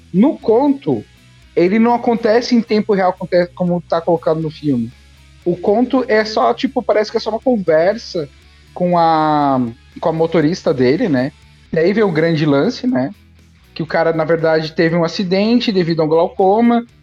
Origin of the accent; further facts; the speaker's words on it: Brazil; a gente se vê como brasileiro